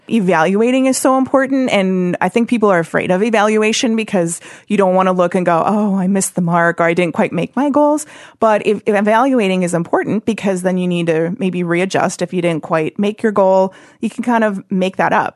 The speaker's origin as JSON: {"language": "English", "town": "Oshkosh", "region": "Wisconsin", "country": "United States", "tie": "born or raised there", "also_born_or_lived": "Springfield, Missouri / Las Vegas", "said": "I'm from Wisconsin, and I grew up in Oshkosh"}